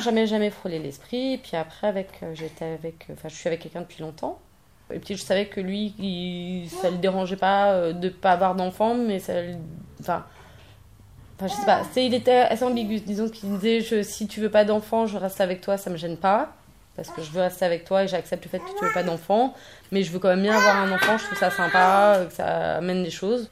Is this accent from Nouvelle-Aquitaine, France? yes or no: no; Paris, Île-de-France, France; je suis parisienne